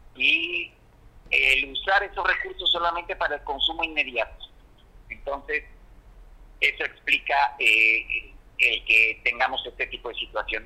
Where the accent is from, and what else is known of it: Mexico